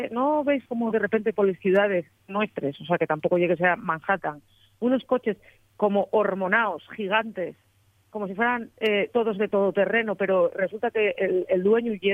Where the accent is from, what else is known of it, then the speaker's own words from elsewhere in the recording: Spain; decir señor o sea, somos somos españoles o sea